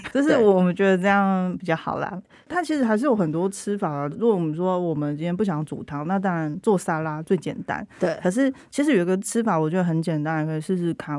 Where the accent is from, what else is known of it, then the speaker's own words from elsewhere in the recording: central Taiwan, Taiwan; 我是中部人，我在中部长大